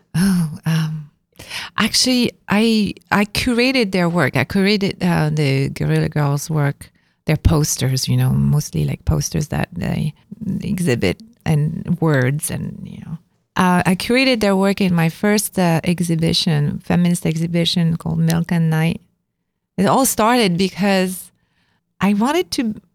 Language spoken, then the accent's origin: English; Avignon, Provence-Alpes-Côte d'Azur, France; moved away as an adult; now in New York, United States; because I come from Avignon